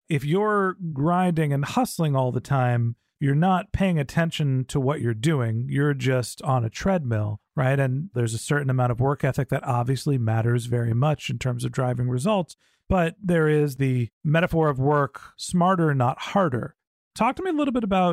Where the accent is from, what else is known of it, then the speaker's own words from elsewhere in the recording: Silicon Valley, California, United States; when I grew up here in Silicon Valley